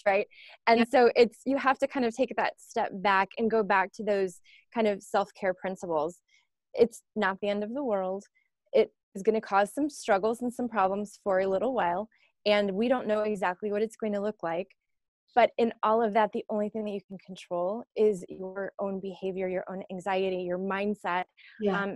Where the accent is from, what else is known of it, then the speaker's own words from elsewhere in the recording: Florida, United States; I grew up in Florida, grew up very poor